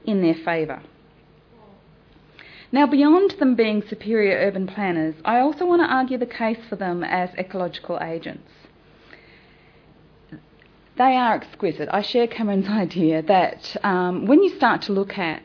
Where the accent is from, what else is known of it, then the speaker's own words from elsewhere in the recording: Darwin, Northern Territory, Australia; now in Sydney, Australia; I'm the Darwin girl. I come from Darwin, the mosquito capital of the world. I grew up with more than the odd Mozzie